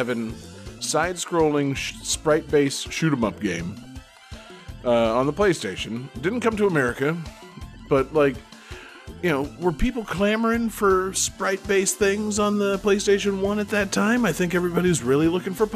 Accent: Florida, United States; I'm a Florida baby.

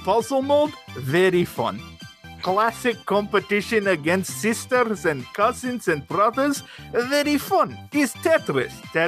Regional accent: Russia; Listen, friend John, I am from Russia. We know a thing or two about elimination.

